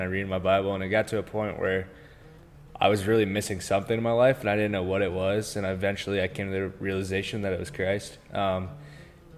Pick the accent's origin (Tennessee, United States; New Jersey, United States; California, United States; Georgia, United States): Georgia, United States; Marietta; I'm from Marietta, Georgia, born and raised